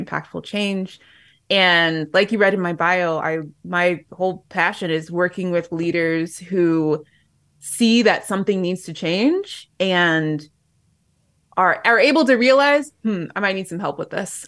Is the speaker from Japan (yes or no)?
yes; Japan; moved away; I'm going back home to my hometown in Japan